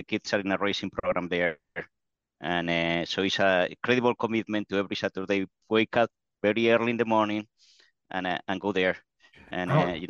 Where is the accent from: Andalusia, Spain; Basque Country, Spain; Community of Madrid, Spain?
Basque Country, Spain; English is a second language; The only thing that was unusual about that is that at the time I was a kid, it was the Spanish transition, so there was a lot of conflicts